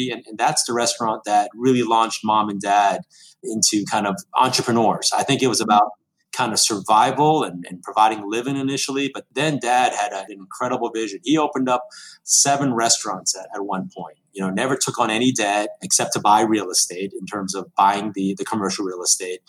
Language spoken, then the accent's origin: English; Miami, Florida, United States; also born or lived in Ithaca; I was born in Miami